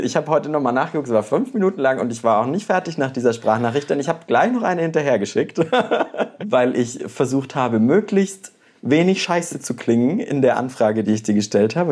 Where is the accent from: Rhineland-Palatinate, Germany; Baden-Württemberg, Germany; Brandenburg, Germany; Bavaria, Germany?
Bavaria, Germany; now in Mainz, Germany; ich komme ja aus dem Kaff aus Bayern